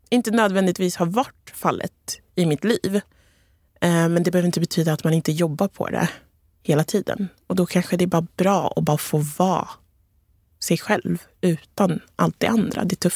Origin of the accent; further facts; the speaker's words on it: Togo; now in Sweden; Från Ghana, jag är från Togo så det är ganska liknande kulturer.